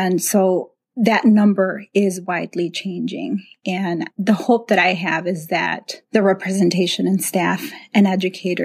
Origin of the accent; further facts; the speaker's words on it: Chicago, Illinois, United States; moved away as an adult; now in Fox Valley, United States; I grew up in Chicago